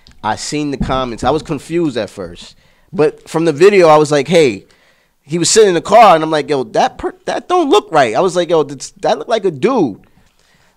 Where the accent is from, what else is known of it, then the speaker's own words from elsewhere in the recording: New York City, New York, United States; I was born in the East, but, you know, I was raised in Queens.